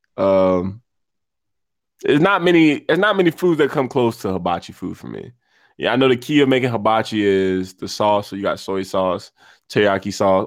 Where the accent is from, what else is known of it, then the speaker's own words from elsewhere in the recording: United States; us being American